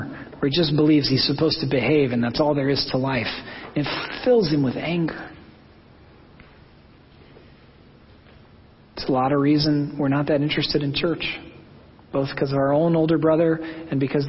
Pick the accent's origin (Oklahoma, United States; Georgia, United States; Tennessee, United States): Oklahoma, United States; I'm from Oklahoma